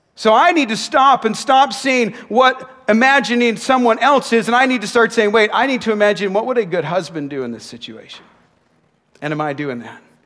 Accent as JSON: {"language": "English", "town": "Nanaimo", "region": "British Columbia", "country": "Canada", "tie": "born or raised there", "said": "When I was a kid playing basketball in my hometown of Nanaimo"}